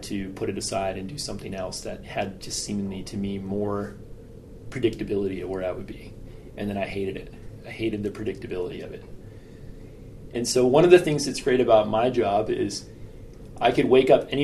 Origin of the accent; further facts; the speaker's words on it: Western Pennsylvania, United States; I grew up in Western Pennsylvania where acid mine drainage was a problem